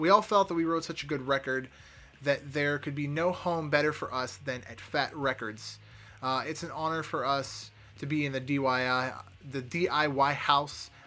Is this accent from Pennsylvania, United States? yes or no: yes; Pittsburgh, Pennsylvania, United States; my hometown of Pittsburgh, PA